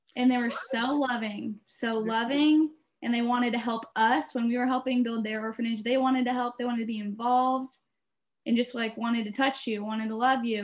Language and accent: English; Beaverton, Oregon, United States; I'm from Beaverton, Oregon